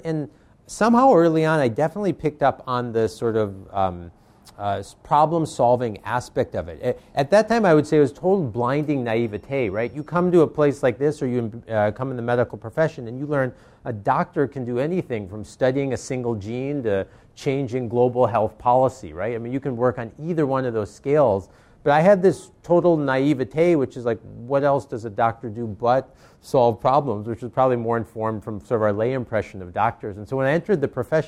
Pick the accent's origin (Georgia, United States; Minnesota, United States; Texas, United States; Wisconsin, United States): Wisconsin, United States; Racine; moved away; I grew up in Wisconsin, which was a small town called Racine, Wisconsin